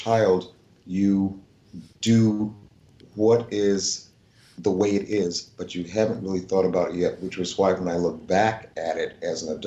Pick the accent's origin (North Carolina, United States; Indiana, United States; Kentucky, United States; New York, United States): North Carolina, United States; Edenton; moved away; I was born there in 1952